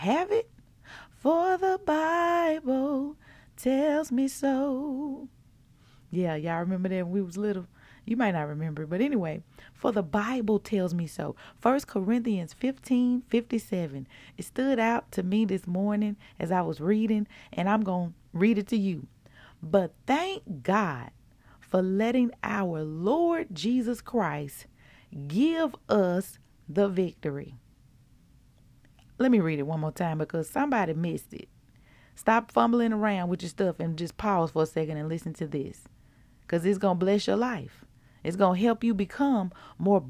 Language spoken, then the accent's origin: English; Mississippi, United States; I'm from Mississippi